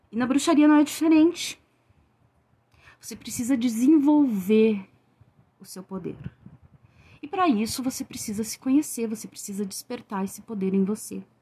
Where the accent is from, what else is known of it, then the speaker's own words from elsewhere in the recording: Rio Grande do Sul, Brazil; eu sou do Rio Grande do Sul.